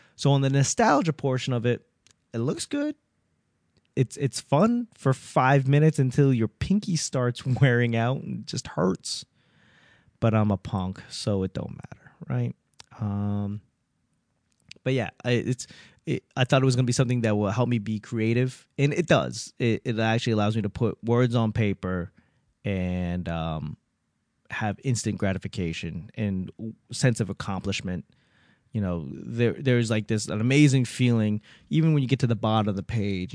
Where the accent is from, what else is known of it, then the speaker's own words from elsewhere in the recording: Boston, Massachusetts, United States; growing up in Boston, there's a lot of Cantonese speakers